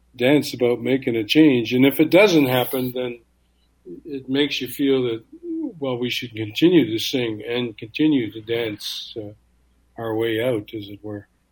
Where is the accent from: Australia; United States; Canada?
Canada; being a Canadian Indian